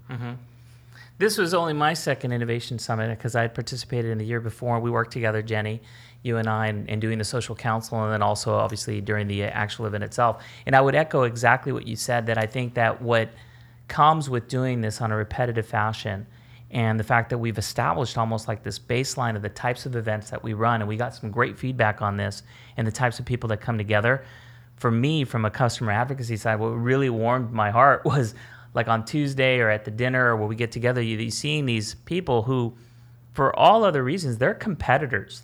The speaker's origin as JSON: {"language": "English", "region": "California", "country": "United States", "tie": "born or raised there"}